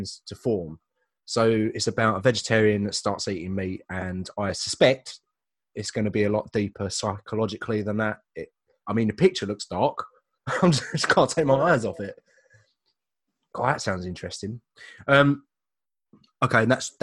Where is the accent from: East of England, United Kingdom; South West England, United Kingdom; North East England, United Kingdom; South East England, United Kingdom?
East of England, United Kingdom; Leigh-on-Sea; my hometown